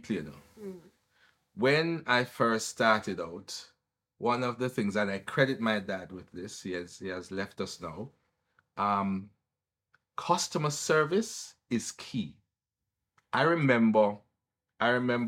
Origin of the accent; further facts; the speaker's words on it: Kingston, Jamaica; also born or lived in Above Rocks, St. Catherine; I was born in Kingston